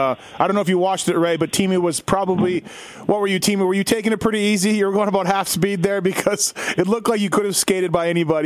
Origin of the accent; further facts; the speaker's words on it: Winnipeg, Manitoba, Canada; back in my hometown of Winnipeg